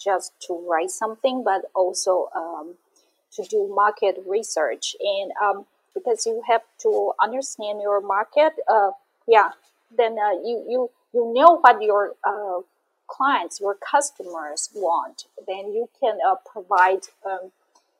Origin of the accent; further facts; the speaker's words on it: Taiwan; my hometown is the second largest city in Taiwan